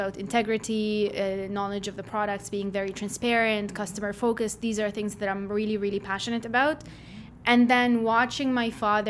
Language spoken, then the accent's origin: English; Jordan; moved away as an adult; now in Canada; growing up in Jordan was a lot of fun